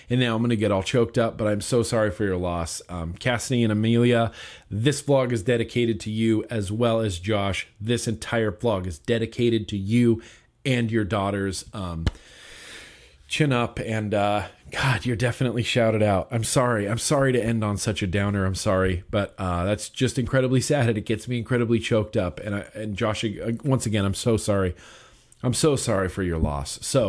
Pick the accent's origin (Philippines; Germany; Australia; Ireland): Germany; from Germany, and I would appreciate it if you could give a big shout out to the Steam team over here in Germany.